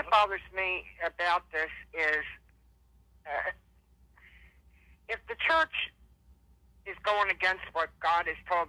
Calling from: Philadelphia, Pennsylvania, United States; I'm calling from Philadelphia.

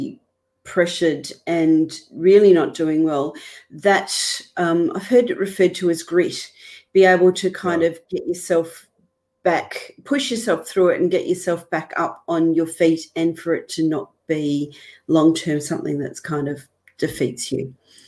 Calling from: Victoria, Australia; I'm in Victoria in Australia, which, if people know Melbourne, I'm basically in regional Victoria, so about an hour north of Melbourne.

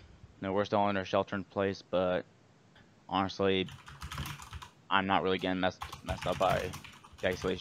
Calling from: Fort Worth, Texas, United States; I'm calling from Fort Worth, Texas.

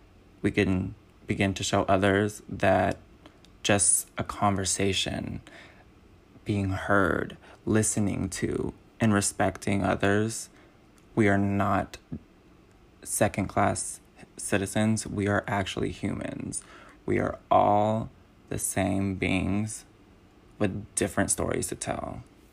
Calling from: Los Angeles, California, United States; I'm calling from Los Angeles, California

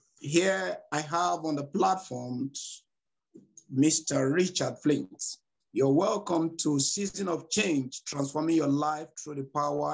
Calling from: Nigeria; I am your host, Evangelist …. I'm speaking from Nigeria, West Africa.

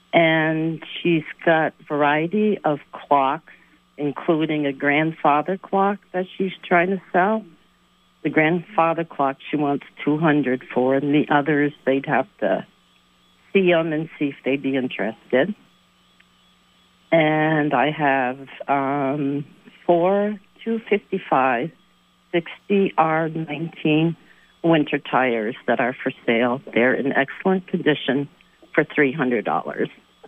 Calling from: Morrisville, Vermont, United States; I'm calling from Morrisville.

